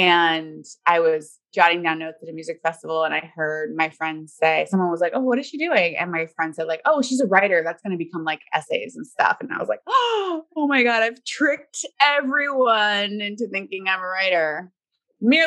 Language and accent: English; Florida, United States; now in Seattle, United States; I grew up in Florida